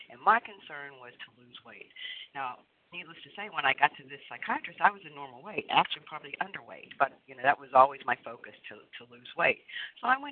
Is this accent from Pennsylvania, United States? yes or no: yes; Pennsylvania, United States; I'm from Pennsylvania